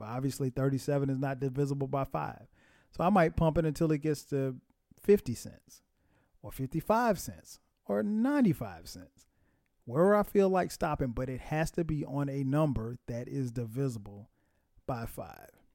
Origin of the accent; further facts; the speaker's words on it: Florence, South Carolina, United States; where I grew up in South Carolina, in Florence, South Carolina